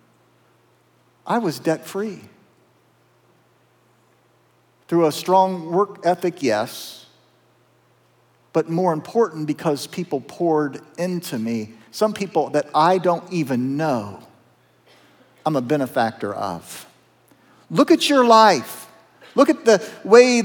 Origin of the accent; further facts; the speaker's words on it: south of Zanesville, Appalachian Southern Ohio, United States; I'm a kid from Appalachian, Southern Ohio. Our first home was in the Moxahela Trailer Park. Not a lot of hope there in that trailer park south of Zanesville